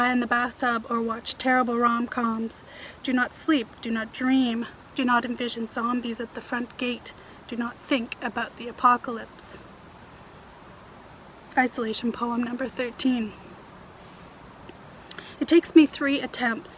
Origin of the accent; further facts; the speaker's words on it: Toronto, Ontario, Canada; moved away as an adult; now in Vancouver Island, Canada; where I grew up in Toronto